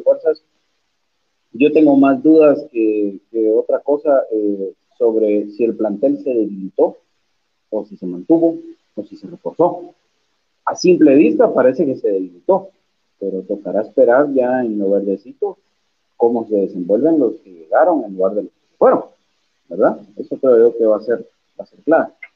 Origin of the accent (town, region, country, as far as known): Guatemala